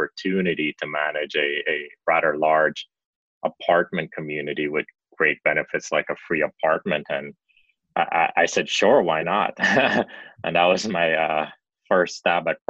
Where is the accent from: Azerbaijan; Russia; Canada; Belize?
Belize; also born or lived in Chicago, United States / Miami, United States; now in United Kingdom; I grew up in Belize, a very small country